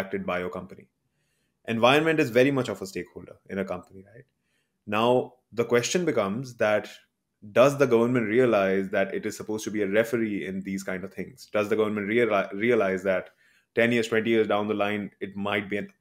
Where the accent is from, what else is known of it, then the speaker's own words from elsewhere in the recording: Panipat, Haryana, India; also born or lived in Delhi; now in Canada; I'm from Panipat, and from Delhi